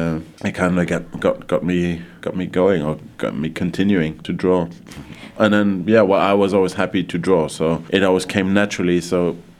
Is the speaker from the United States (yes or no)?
no; Luxembourg; also born or lived in London; my dad was working in Luxembourg, so my mum joined him here, so this is where I grew up